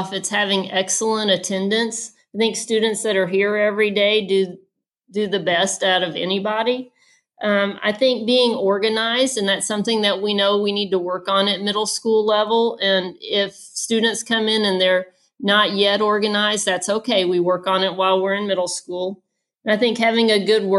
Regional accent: Atlanta, Georgia, United States; moved away; I grew up in Atlanta, Georgia, and I was the oldest of three girls in my family

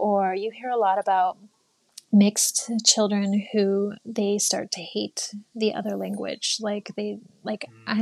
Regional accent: United States; moved away as an adult; now in Japan; I grew up in the States

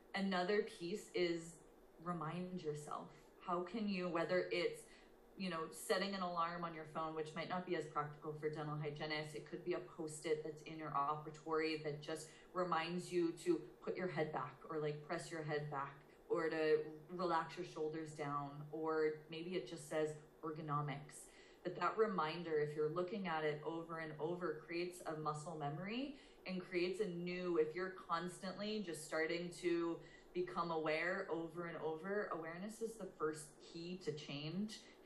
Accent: outside of Boston, Massachusetts, United States; born or raised there; also born or lived in Portland, Maine

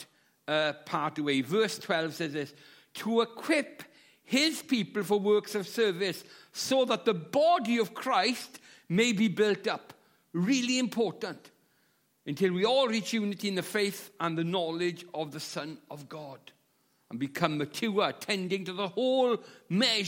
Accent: Llanelli, Wales, United Kingdom; moved away as an adult; now in Swansea, United Kingdom; I'm from South Wales. I'm from a town called Llanelli, but I live in Swansea

